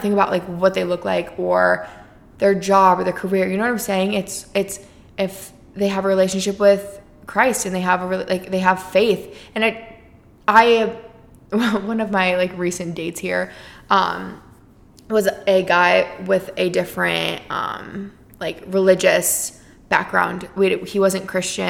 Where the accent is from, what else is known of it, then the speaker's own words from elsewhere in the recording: Iowa, United States; moved away as an adult; now in Arizona, United States; from my hometown